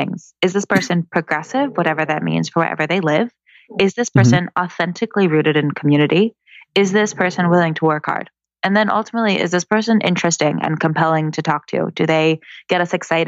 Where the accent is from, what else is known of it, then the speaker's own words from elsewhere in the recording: Fairfax, Virginia, United States; moved away as an adult; also born or lived in Chicago; I grew up in Virginia